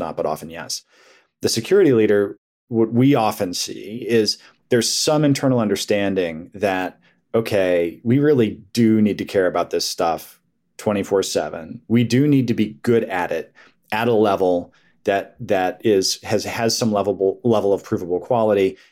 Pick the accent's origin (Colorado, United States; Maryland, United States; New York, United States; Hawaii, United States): Colorado, United States; now in Herndon, United States; growing up in Colorado